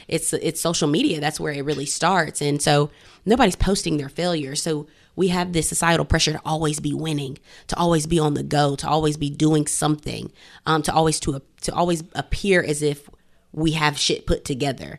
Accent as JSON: {"language": "English", "town": "Greenville", "region": "South Carolina", "country": "United States", "tie": "born or raised there", "said": "growing up in Greenville, South Carolina"}